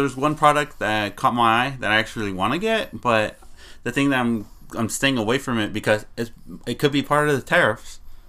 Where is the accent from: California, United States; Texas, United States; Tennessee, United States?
California, United States; San Diego; we're all from San Diego